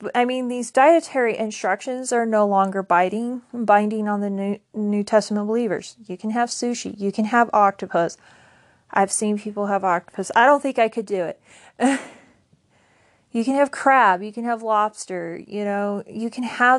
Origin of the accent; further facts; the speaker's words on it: United States; I'm from the United States